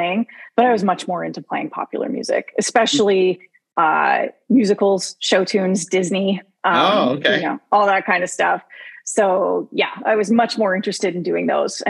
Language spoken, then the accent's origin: English; Windsor, Ontario, Canada; I grew up here, not in Windsor, on the outskirts of Windsor